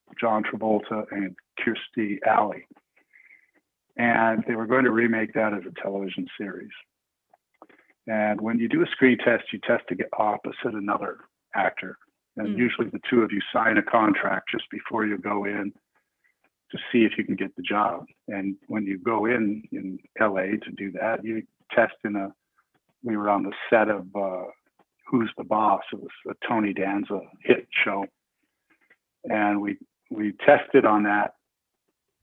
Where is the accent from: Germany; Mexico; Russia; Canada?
Canada; I was from Canada